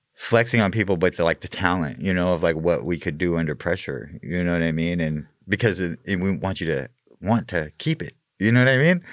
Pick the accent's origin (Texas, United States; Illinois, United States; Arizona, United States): Arizona, United States; Mesa; I was born and raised in Mesa.